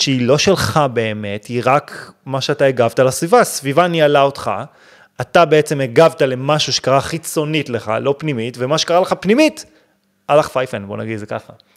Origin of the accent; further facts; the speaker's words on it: Israel; אנחנו ישראלים